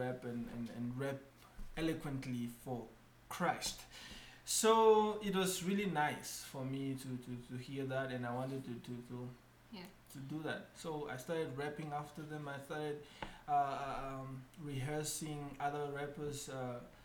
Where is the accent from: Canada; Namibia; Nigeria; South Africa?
Namibia; Opuwo, Kunene; also born or lived in Tumep (birthplace); I'm from a small town called Opuo